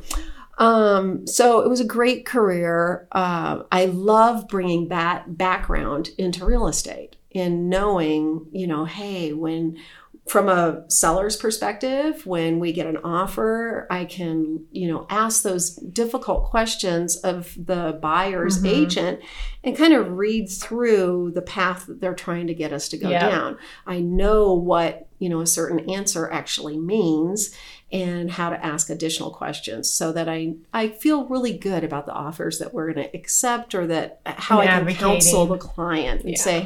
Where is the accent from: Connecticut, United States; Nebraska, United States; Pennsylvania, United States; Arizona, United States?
Arizona, United States; Scottsdale; also born or lived in San Diego County, California; now in Evergreen, United States; I grew up primarily in Scottsdale. About half my child in Scottsdale and then the other half in San Diego County